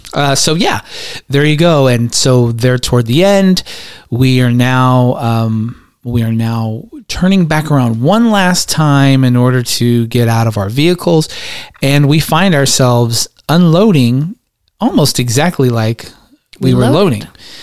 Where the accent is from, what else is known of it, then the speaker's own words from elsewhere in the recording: Georgia, United States; The country. We're from Georgia.